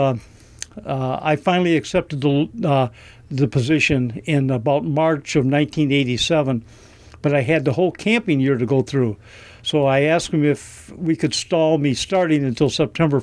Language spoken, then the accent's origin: English; north of Detroit area, Michigan, United States; moved away as an adult; We're originally from Michigan, north of Detroit area